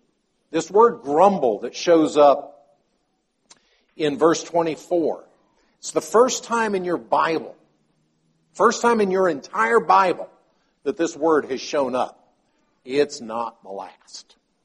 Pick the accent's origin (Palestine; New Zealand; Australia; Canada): Palestine; my father was a medical missionary in Palestine. And so I grew up in Palestine as a child.